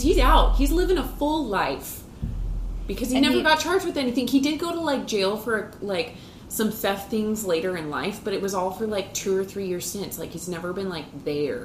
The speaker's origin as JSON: {"language": "English", "town": "Houston", "region": "Texas", "country": "United States", "said": "two American girls from Houston, Texas"}